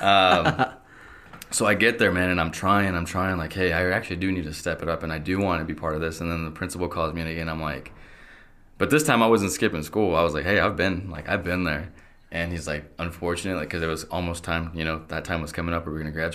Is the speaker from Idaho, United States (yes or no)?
yes; Idaho Falls, Idaho, United States; also born or lived in Querétaro, Mexico / Logan; I was born in Querétaro. Um, and we came here to Idaho Falls when I was two